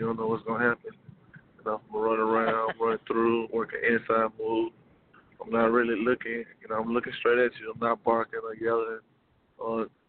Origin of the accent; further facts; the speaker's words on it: Louisiana, United States; I'm from Louisiana